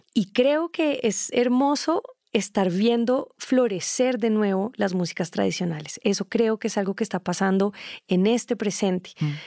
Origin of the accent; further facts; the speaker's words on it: Colombia; also born or lived in Germany; de donde yo vengo